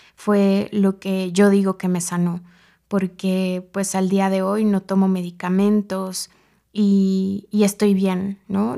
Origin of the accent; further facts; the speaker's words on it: Mexico City, Mexico; soy originaria de la Ciudad de México